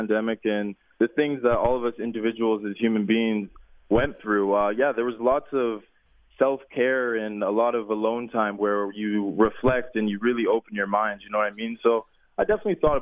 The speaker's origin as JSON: {"language": "English", "town": "Surrey", "region": "British Columbia", "country": "Canada", "tie": "born or raised there", "also_born_or_lived": "Manitoba", "said": "growing up, a young kid in BC"}